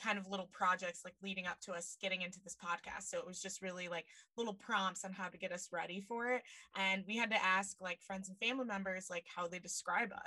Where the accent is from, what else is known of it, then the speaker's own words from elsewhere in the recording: Mason City, Iowa, United States; moved away; I grew up in Mason City